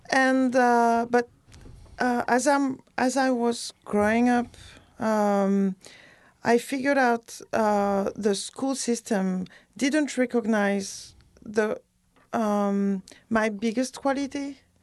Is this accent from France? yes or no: yes; near Bordeaux, Nouvelle-Aquitaine, France; also born or lived in West Indies / Paris; now in Chicago, United States; I grew up in a chalet near Bodo